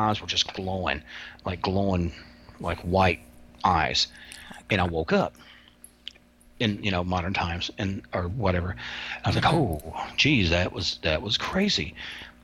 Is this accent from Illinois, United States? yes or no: no; Kentucky, United States; I'm from Kentucky